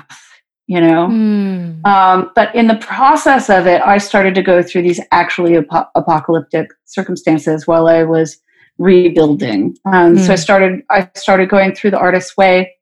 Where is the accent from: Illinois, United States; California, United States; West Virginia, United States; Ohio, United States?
California, United States; Fresno; moved away as an adult; now in Nashville, United States; my hometown of Fresno